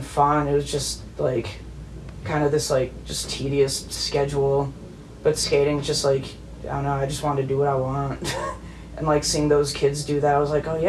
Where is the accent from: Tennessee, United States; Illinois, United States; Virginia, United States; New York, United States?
Illinois, United States; La Grange; also born or lived in California; now in Chicago, United States; I grew up in LaGrange, Illinois. It's like 20 miles